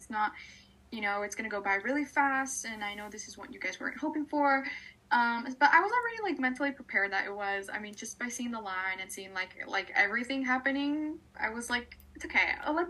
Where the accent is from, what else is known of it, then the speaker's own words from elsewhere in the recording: Los Angeles, California, United States; I'm from LA.